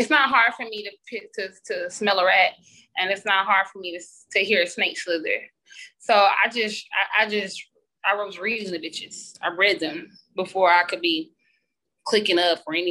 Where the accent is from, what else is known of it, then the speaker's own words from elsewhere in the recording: Columbia, South Carolina, United States; I grew up in Columbia, South Carolina